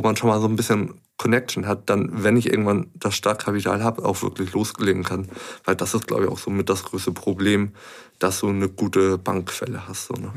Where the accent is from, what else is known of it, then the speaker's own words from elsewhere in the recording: Hamburg, Germany; also born or lived in Pinneberg; ich bin in Hamburg geboren, aufgewachsen ja.